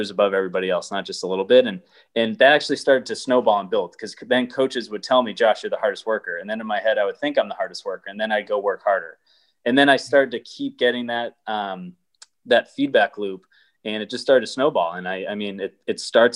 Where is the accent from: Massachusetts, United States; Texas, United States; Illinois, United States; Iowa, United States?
Massachusetts, United States; Boston; I grew up in Boston